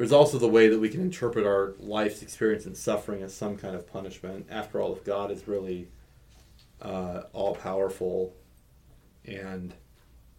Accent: Nebraska, United States; I grew up in Nebraska

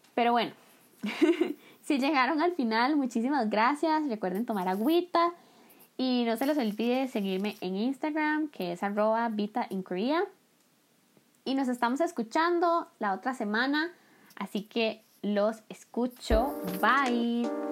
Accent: Costa Rica; moved away as an adult; now in South Korea; yo soy de Costa Rica

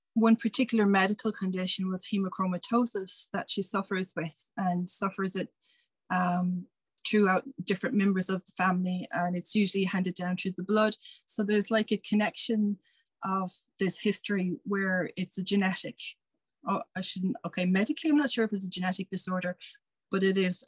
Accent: Ireland; as an Irish person

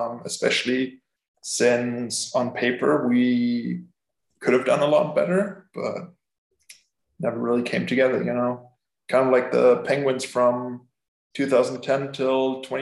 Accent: Germany; moved away as an adult; I'm from Germany.

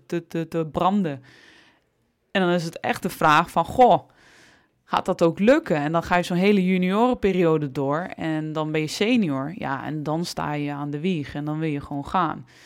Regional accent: Almelo, Overijssel, Netherlands; Ik ben opgegroeid in Almelo

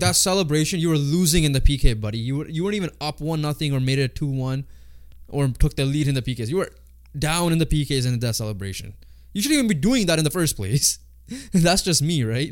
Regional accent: Canada; we're Canadian

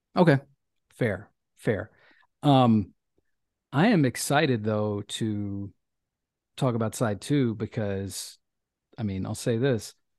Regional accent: Memphis, Tennessee, United States; where I grew up in Memphis

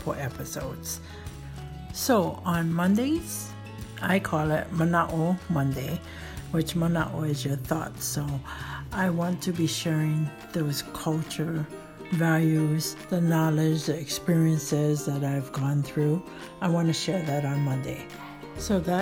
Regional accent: Native Hawaiian, United States; as a Kanaka Maoli myself

